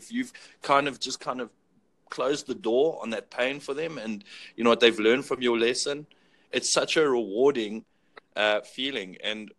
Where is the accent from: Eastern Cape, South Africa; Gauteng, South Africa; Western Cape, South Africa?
Gauteng, South Africa; Johannesburg; I'm from South Africa